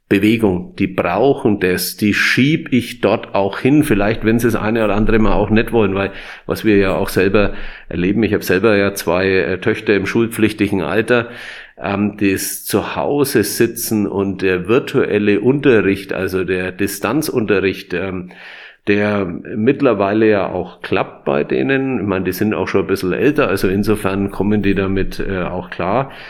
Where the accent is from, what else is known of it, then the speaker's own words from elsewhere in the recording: Nuremberg, Bavaria, Germany; Also ähm, ich bin ja waschechter Nürnberger.